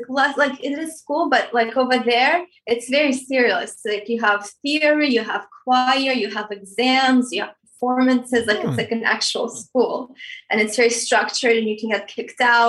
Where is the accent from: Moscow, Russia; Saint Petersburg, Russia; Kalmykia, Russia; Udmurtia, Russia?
Moscow, Russia; also born or lived in Armenia; now in United States; I was born in Armenia. When I was three, my family moved to Moscow